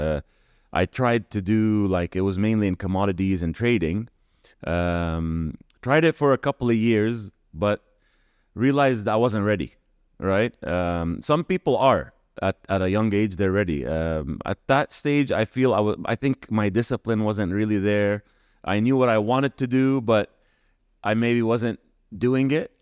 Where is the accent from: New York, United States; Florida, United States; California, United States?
California, United States; moved away as an adult; also born or lived in Kuwait / United States (birthplace); now in Dubai, United Arab Emirates; then in nineteen ninety moved to California, and that's kinda where home became home